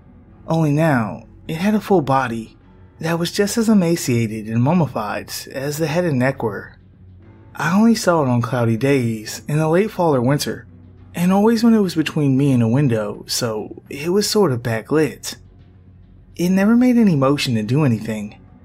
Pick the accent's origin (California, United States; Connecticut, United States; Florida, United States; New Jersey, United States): Connecticut, United States; born there; I was born in Connecticut and have about 1% Native American blood in me from about 400 years ago.